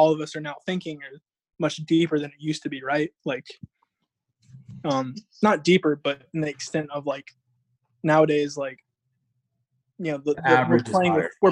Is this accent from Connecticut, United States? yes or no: no; Georgia, United States; I'm in Georgia, in my hometown